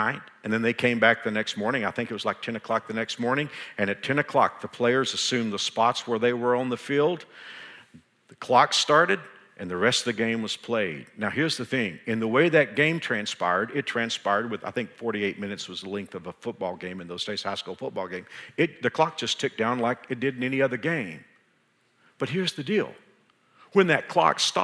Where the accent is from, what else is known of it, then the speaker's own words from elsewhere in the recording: Texas, United States; now in Kansas, United States; Even though I've been here for 34 years and I consider myself a Kansan, I'm from Texas